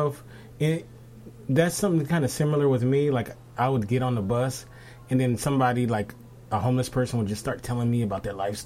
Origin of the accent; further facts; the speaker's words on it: Los Angeles, California, United States; I'm from Los Angeles. I'm from West